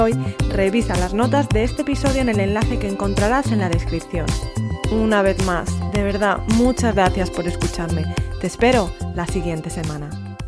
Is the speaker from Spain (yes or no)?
yes; Spain; moved away as an adult; also born or lived in north of England; yo me fui de España, con muy poco dinero en el bolsillo, con un billete de avión al norte de Inglaterra